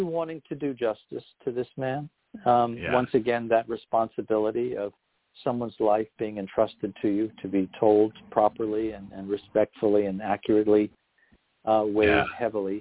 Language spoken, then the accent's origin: English; United States; being an American